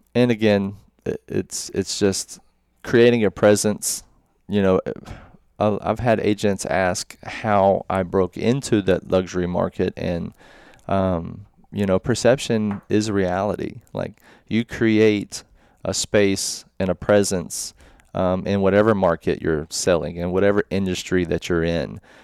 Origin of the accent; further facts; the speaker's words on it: Murfreesboro, Tennessee, United States; I'm from Murfreesboro